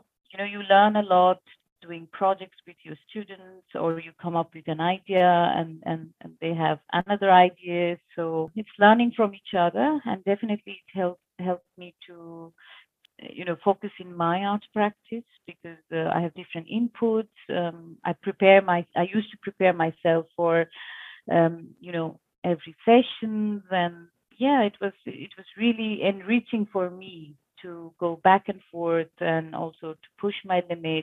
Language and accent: English; India; moved away as an adult; now in Switzerland; I born and brought up in India, and I'm here from last 3.5 years in Switzerland.